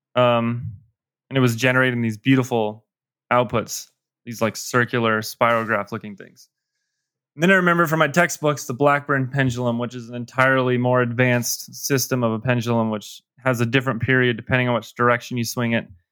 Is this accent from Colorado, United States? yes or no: yes; Colorado, United States; I grew up still live in Colorado.